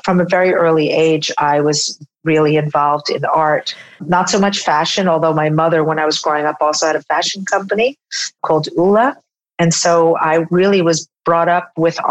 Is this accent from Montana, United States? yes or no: no; upstate New York, United States; when I was 8 years old, my parents decided to drop out of the New York lifestyle and move my sister, brother, and I to a farm in upstate New York, where we were raised until I went to university